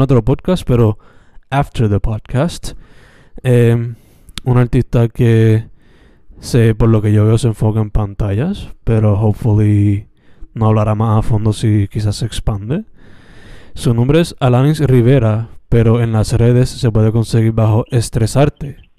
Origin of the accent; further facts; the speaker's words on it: Sabana Grande, Puerto Rico; now in Carolina, Puerto Rico; soy originalmente de Sabana Grande, San Germán